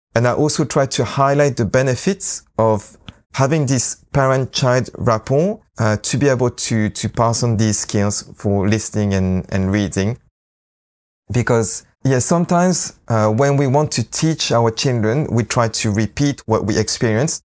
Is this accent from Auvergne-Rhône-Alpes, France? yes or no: yes; Lyon, Auvergne-Rhône-Alpes, France; English is a second language; moved away as an adult; also born or lived in London, England / Leicester, England; I grew up in France, in Lyon, uh, with a mom who's Japanese